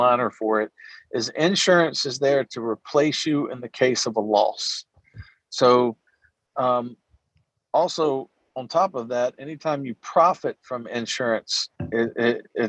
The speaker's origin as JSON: {"language": "English", "town": "Natchez", "region": "Mississippi", "country": "United States", "tie": "born or raised there", "moved": "as an adult", "said": "I moved home to my hometown of Natchez, Mississippi, with literally nothing"}